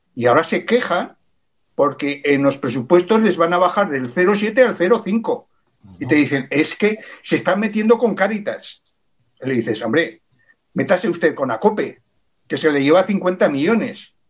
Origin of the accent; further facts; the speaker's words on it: Spain; soy español, soy navarro, soy aragonés, soy catalán